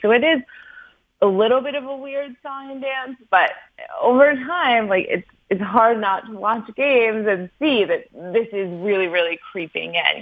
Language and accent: English; Wisconsin, United States; I'm from Wisconsin